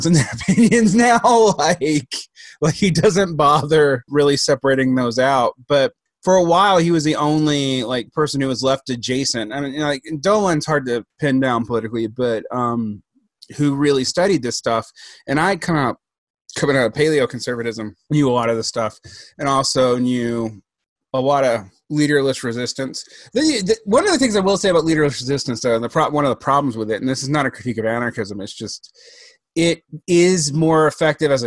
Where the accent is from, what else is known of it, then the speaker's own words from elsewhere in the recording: Georgia, United States; I grew up in Georgia